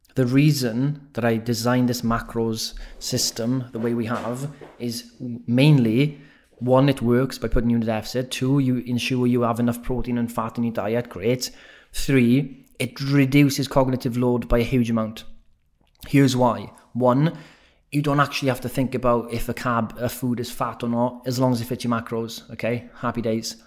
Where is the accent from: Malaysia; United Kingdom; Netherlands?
United Kingdom; Wales; accent: Welsh; moved away; I have been told my accent's gone extra Welsh since I've been back in Wales